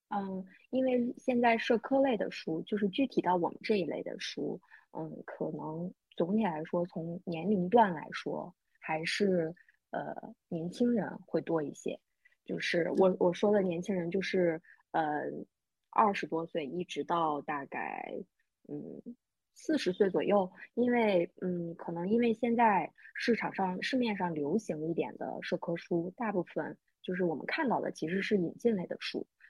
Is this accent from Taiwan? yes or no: no; northern China, China; 我虽然作为一个北方人